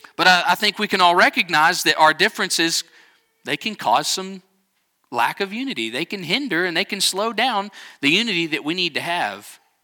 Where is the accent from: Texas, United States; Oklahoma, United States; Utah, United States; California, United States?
Texas, United States; Texas Panhandle, United States; We're both from the Panhandle of Texas